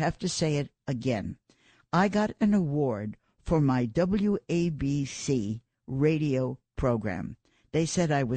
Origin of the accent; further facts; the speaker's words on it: New York, United States; I live in New York. I was born in New York